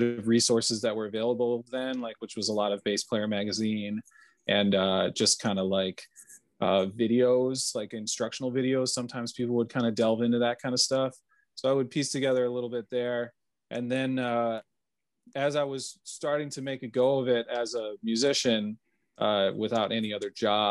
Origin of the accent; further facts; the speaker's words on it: Arlington Heights, Illinois, United States; also born or lived in Elgin, Illinois; now in Chicago, United States; I was born in Elgin, Illinois. I was raised in Arlington Heights, so northwest suburbs of Chicago